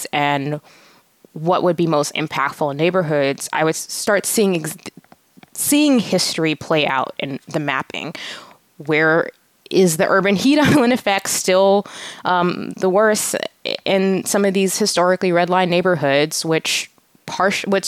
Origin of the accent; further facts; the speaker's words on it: Atlanta, Georgia, United States; I grew up in Atlanta in a primarily African-American community